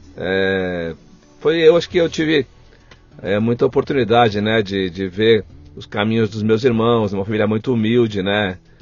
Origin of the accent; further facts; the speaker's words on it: Guarulhos, São Paulo, Brazil; Eu nasci aqui pertinho, no Hospital do Servidor Público Estadual